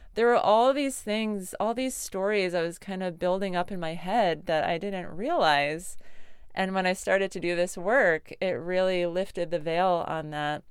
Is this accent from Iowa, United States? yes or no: no; Connecticut, United States; I grew up in Connecticut